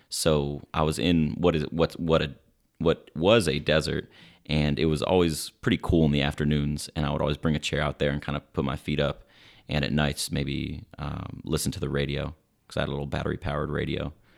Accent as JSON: {"language": "English", "town": "Silver Spring", "region": "Maryland", "country": "United States", "also_born_or_lived": "Swaziland", "said": "I'm proudly from Silver Spring, Maryland"}